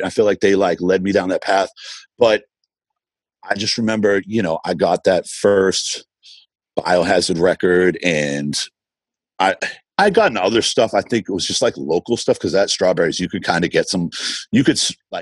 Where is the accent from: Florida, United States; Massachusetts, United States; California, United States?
Massachusetts, United States; Boston; growing up in Boston